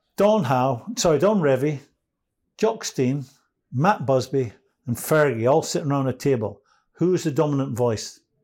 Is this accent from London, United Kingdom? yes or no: no; Edinburgh, Scotland, United Kingdom; I'm from Edinburgh